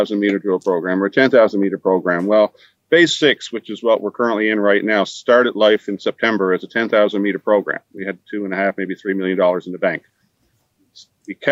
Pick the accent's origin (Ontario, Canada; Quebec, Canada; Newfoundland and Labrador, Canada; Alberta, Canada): Newfoundland and Labrador, Canada; moved away as an adult; I'm sitting in my hometown